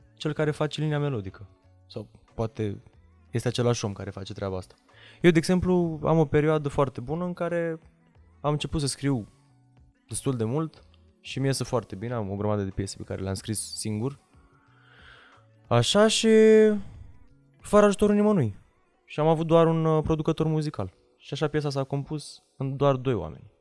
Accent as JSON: {"language": "Romanian", "country": "Romania", "tie": "born or raised there", "said": "m-am născut în România"}